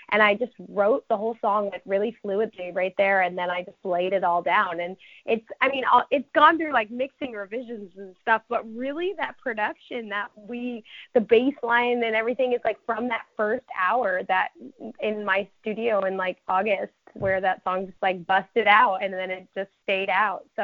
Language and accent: English; Connecticut, United States; because I grew up in Connecticut, like I grew up on the border of Connecticut and New York, like by Brewster, New York.